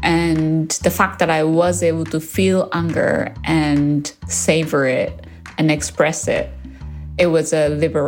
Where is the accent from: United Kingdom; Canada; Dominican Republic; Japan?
Japan; now in Australia; I'm from Japan, but currently living in Australia.